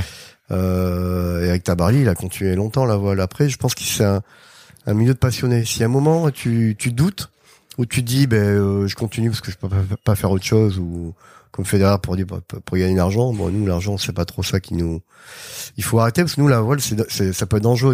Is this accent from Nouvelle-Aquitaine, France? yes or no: yes; Arcachon, Nouvelle-Aquitaine, France; moved away as an adult; also born or lived in Bordeaux; now in Les Sables-d'Olonne, France; je suis originaire de, Bordeaux, j'ai grandi à Arcachon.